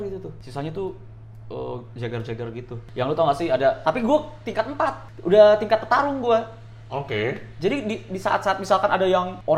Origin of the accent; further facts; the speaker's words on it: Jakarta, Indonesia; Orang nganggapnya gue itu orang Bandung tapi enggak. Gue itu born bred di Jakarta.